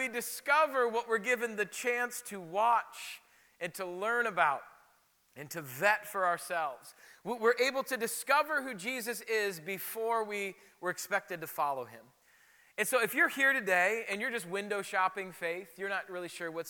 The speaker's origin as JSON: {"language": "English", "region": "South Dakota", "country": "United States", "tie": "born or raised there", "moved": "yes", "said": "when I grew up in South Dakota"}